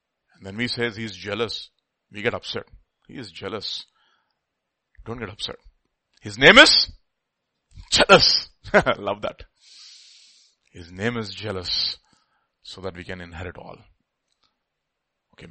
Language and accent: English; India; we are all Indian